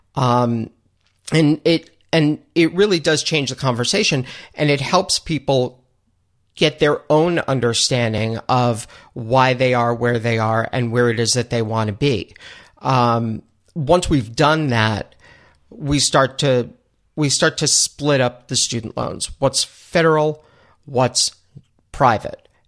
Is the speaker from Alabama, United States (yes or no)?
no; New York, United States; also born or lived in Buffalo; I am born and raised in New York